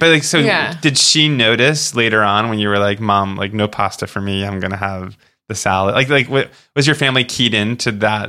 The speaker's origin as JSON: {"language": "English", "town": "Boca Raton", "region": "Florida", "country": "United States", "tie": "born or raised there", "also_born_or_lived": "Long Island, New York", "said": "Well, New York and then Boca Raton, Florida."}